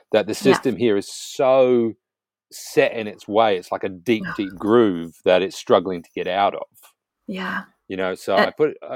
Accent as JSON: {"language": "English", "country": "New Zealand", "tie": "born or raised there", "moved": "yes", "lives_now": "United Kingdom", "said": "I've lived here a long time on and off, but I'm born and raised in New Zealand"}